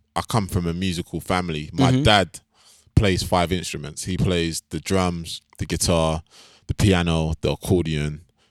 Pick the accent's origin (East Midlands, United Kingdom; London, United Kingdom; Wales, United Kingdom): London, United Kingdom; moved away as an adult; also born or lived in New York; Mm-hmm. I'm a Londoner. Currently back and forth between London and New York.